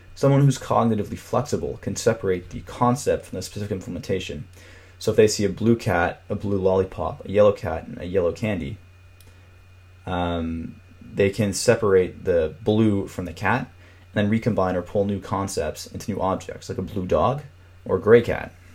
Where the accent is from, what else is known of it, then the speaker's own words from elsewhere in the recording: Toronto, Ontario, Canada; my hometown of Toronto, Canada